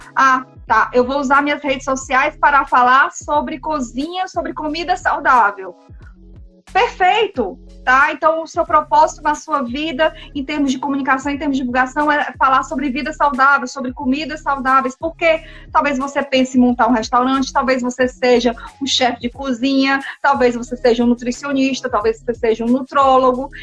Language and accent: Portuguese; Brazil; como bons brasileiros, né, que nós somos